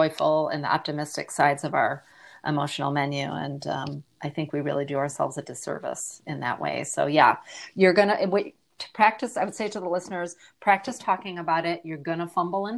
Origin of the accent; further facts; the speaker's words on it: Michigan, United States; also born or lived in Australia; now in Austin, United States; I'm originally from Michigan and have lived around the globe, including a short stint in Australia.